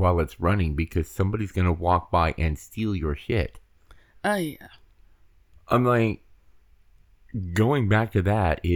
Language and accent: English; Hawaii, United States; moved away; we come from Hawaii